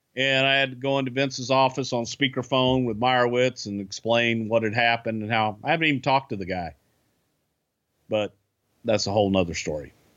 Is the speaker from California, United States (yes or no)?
no; Texas, United States; I'm from Texas. I'm not from Alabama